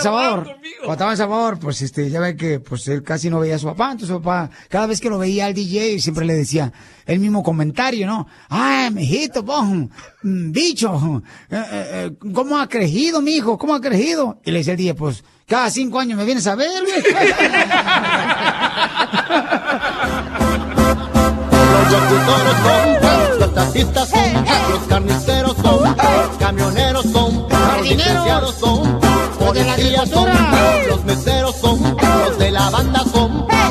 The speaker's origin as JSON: {"language": "Spanish", "area": "Autlán", "region": "Jalisco", "country": "Mexico", "tie": "born or raised there", "moved": "yes", "lives_now": "United States", "said": "en la ciudad estoy hablando de Cotlán, Jalisco, mi tierra natal"}